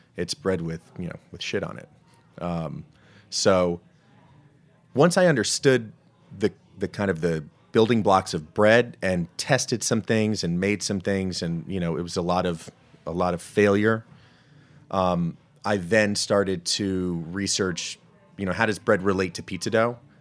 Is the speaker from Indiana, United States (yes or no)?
no; New Jersey, United States; now in Washington, DC, United States; growing up in Jersey. So, I'm a, I'm a Jersey guy